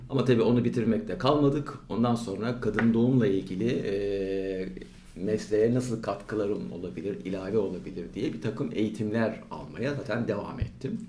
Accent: İzmir, Turkey; also born or lived in Aydın; Ben İzmir doğumluyum. İlk orta lise e, eğitimlerimi İzmir'de yaptım.

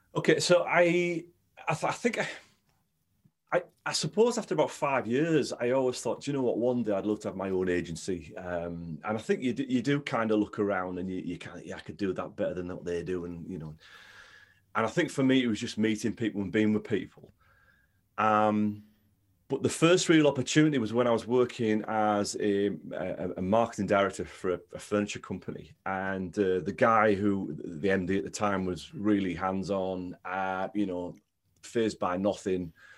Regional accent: Stockton-on-Tees, North East England, United Kingdom; I grew up in Stockton, Stockton-on-Tees

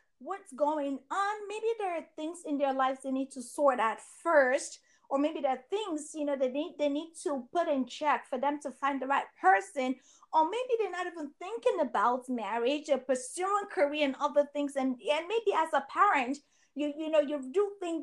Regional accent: Nigeria; I am a Nigerian

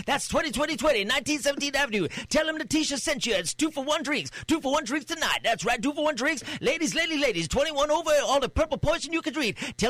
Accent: Trinidad, Trinidad & Tobago; Well, you know, I'm actually from Trinidad. I know that wasn't the question. I'm actually from Trinidad.

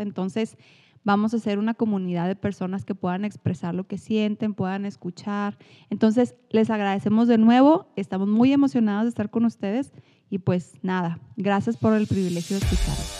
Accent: Chihuahua, Mexico; accent: norteño; soy mexicana, soy de Chihuahua

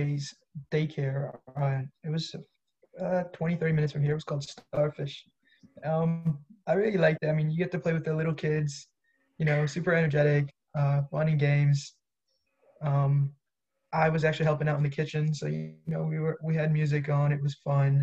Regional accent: Canton, Michigan, United States; I am from Canton, Michigan

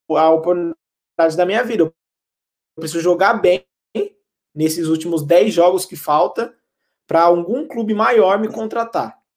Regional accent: Suzano, São Paulo, Brazil; moved away as an adult; now in Maribor, Slovenia; minha família toda é de Suzano, Suzano, São Paulo

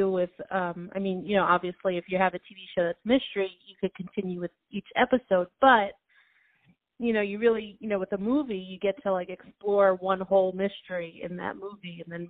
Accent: New York, United States; I don't think I would have known if I didn't grow up in New York.

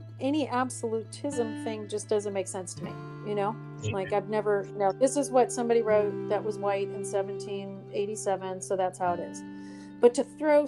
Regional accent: United States; being American

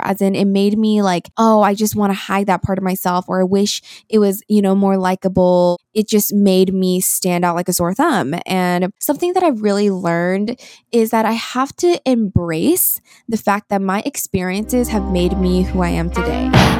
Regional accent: South Korea; born there; I was born in Korea. I am 100% Korean and my entire family is here.

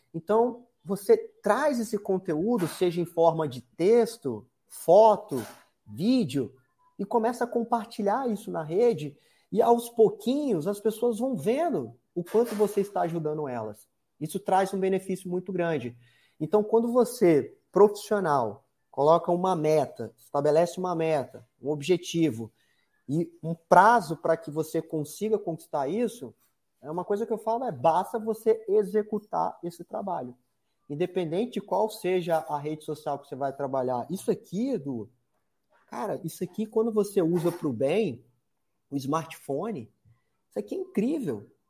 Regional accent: Espírito Santo, Brazil; moved away as an adult; Espírito Santo, que é, é o estado onde eu nasci, fui criado boa parte da minha vida

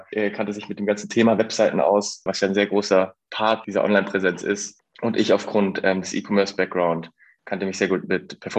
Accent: Munich, Bavaria, Germany; now in Berlin, Germany; also ich bin auch nicht aus Berlin, ich komme eigentlich aus München, bin dann auch zum Studium hergezogen und bin schon äh, mit einem Unternehmen im Rücken sozusagen nach Berlin gekommen.

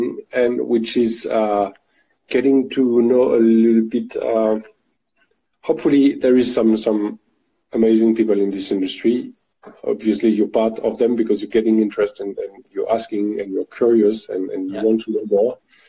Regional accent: Paris, Île-de-France, France; accent: French; English is a second language; moved away as an adult; now in Forbach, France; I was born in Paris. Okay. I've been raised there. I've been living there not all my life, but many years of my life.

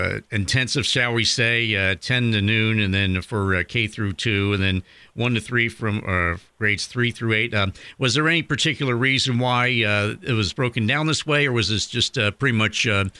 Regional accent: Ireland; I'm one of the few Irishmen around these parts.

